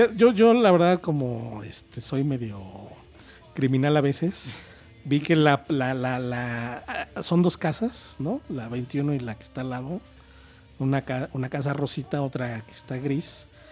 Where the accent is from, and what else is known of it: Mexico City, Mexico